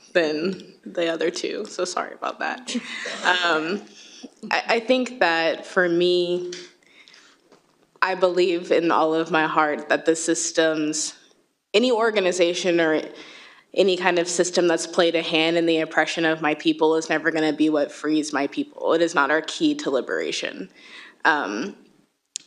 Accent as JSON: {"language": "English", "country": "United States", "said": "I'm actually an African American"}